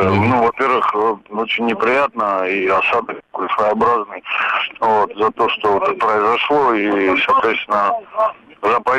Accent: Dagestan, Russia; now in Moscow, Russia; я сам из Дагестана

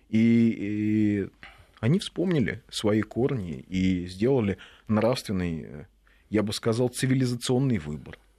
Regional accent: Kyrgyzstan; Я из Кыргызстана, а окончил среднюю школу имени Юрия Алексеевича Гагарина.

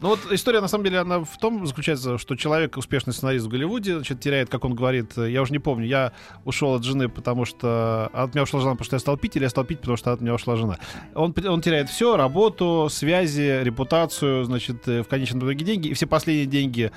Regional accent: Russia; я вот да, из России

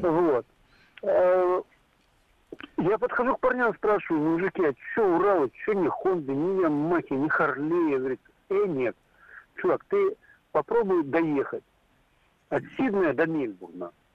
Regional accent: Kyiv, Ukraine; now in Nizhny Novgorod, Russia; сам родился и вырос в Киеве

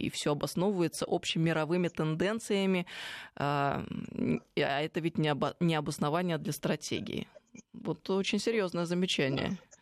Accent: Tver, Tver Oblast, Russia; moved away; я вот сейчас только что из Твери приехала, откуда я родом

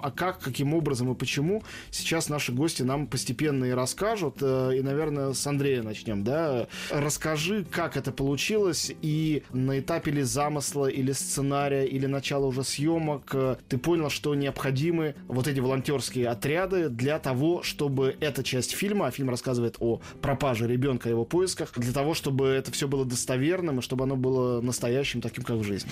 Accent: Moscow, Russia; как москвич, что в Москве

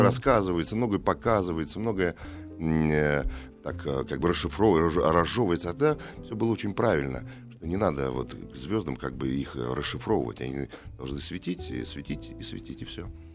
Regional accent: Moscow, Russia; мы это, кстати, москвичи очень любили в общагах жить

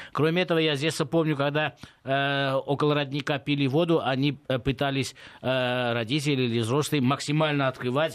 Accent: Gyumri, Shirak, Armenia; В моем родном городе, это Гюмри

